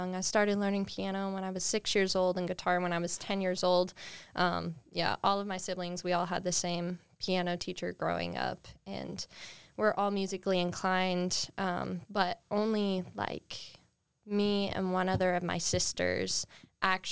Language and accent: English; Thornton, Colorado, United States; I'm originally from Denver, Colorado, in a city called Thornton.